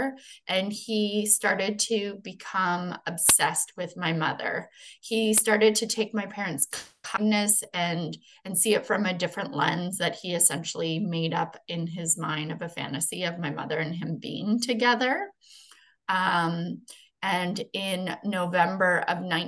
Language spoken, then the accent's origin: English; Treaty 1, Manitoba, Canada; now in Niagara region, Canada; But I'm originally from Treaty 1, Manitoba, where I was born and raised